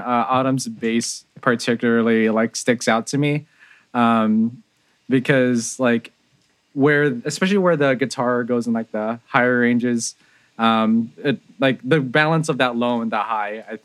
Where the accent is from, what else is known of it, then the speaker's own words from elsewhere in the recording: San Jose, California, United States; I grew up in San Jose, California